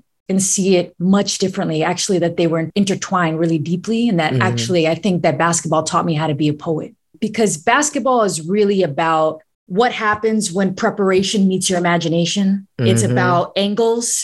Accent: New York City, New York, United States; moved away as an adult; now in Philadelphia, United States; I grew up in New York City. That city raised me as a kid.

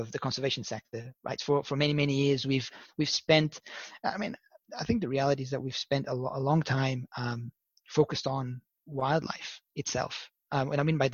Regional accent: Lisbon, Portugal; I was born in Lisbon, Portugal

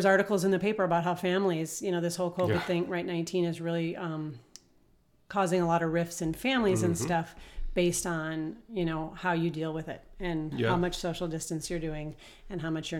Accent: Minnesota, United States; I grew up in Minnesota, and, you know, they always call it Minnesota nice.

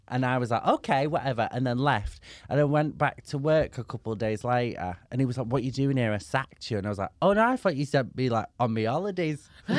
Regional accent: Manchester, North West England, United Kingdom; I grew up in Manchester, so I was spoiled for chippies.

